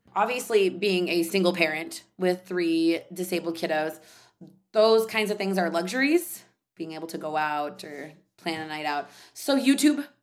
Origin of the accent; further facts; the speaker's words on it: San Jose, California, United States; I grew up in San Jose, California